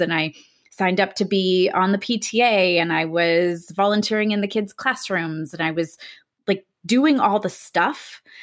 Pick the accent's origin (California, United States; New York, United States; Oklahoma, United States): California, United States; Southern; I grew up in Southern California, raised in a middle class family